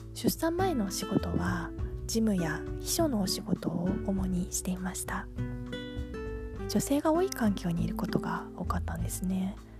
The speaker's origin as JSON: {"language": "Japanese", "region": "Tokyo", "country": "Japan", "tie": "born or raised there", "moved": "yes", "lives_now": "Yokohama, Japan", "said": "東京で生まれて 3姉妹の次女で育ちました"}